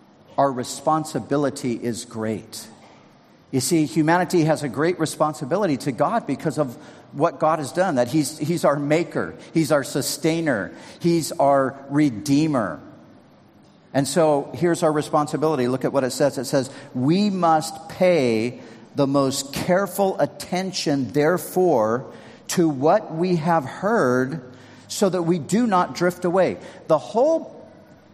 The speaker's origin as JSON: {"language": "English", "region": "Southern California", "country": "United States", "tie": "born or raised there", "said": "I grew up surfing in Southern California"}